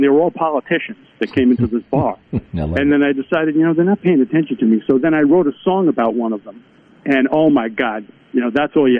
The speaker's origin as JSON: {"language": "English", "town": "Mattituck", "region": "New York", "country": "United States", "tie": "born or raised there", "moved": "as an adult", "said": "But yeah, I grew up on Eastern Long Island. Folks know where that is, right off of New York. Actually, it's a very small town in Long Island."}